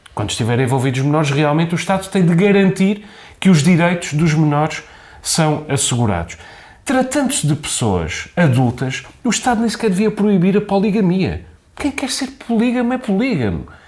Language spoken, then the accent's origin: Portuguese; Azores, Portugal; porque nós somos muito ciosos do nosso património mundial em Angra